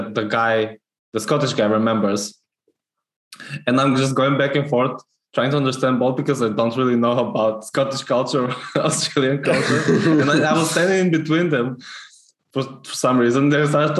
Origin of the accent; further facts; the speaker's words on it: North Macedonia; English is a second language; now in Scotland; I'm Macedonian